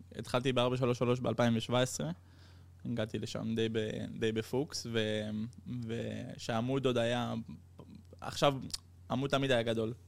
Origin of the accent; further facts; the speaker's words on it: Netherlands; also born or lived in Netanya, Israel; now in Barcelona, Spain; נולדתי בהולנד, גדלתי בהולנד.